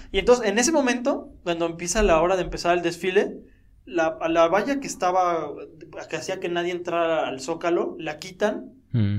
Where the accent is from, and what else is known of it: Mexico